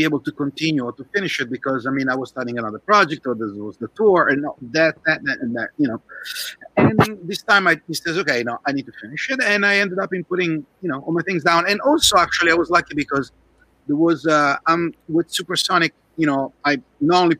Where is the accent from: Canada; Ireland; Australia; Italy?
Italy; Milan, Lombardy; now in Santa Clarita, United States; I was living in Italy back then, that's where I was born, I was born in Milan